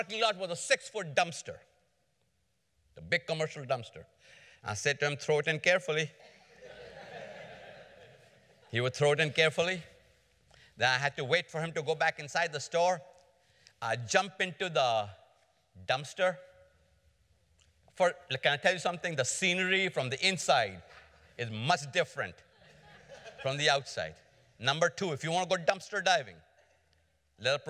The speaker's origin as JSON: {"language": "English", "country": "India", "also_born_or_lived": "Atlanta, United States", "moved": "as an adult", "lives_now": "United States", "said": "I came to America from India in 1973 as a student in Atlanta."}